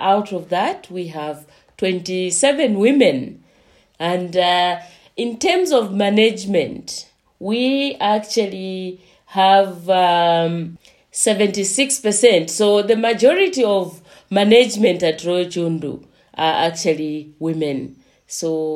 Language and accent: English; Eastern Province, Zambia; moved away as an adult; also born or lived in Central Province, Zambia / South Africa; I am from Zambia, and I come from Eastern Province, and I was born there. I come from a village called